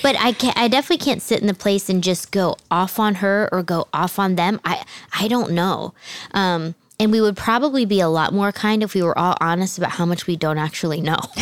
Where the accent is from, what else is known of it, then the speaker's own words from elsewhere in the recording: New Jersey, United States; also born or lived in Southern United States; Then my family moved to New Jersey. You guys know I'm from New Jersey